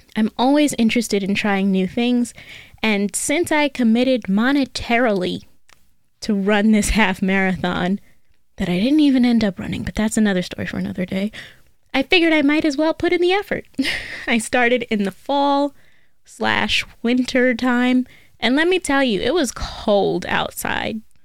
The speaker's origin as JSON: {"language": "English", "country": "United States", "said": "I am American"}